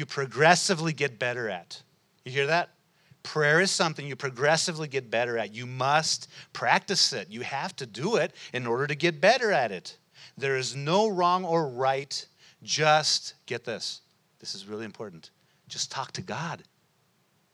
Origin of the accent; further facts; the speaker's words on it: United States; we're American. We're born in this place